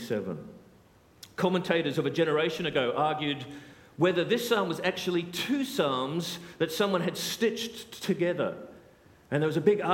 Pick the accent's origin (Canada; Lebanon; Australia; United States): Australia; moved away as an adult; also born or lived in South Africa; now in United Kingdom; I'm Australian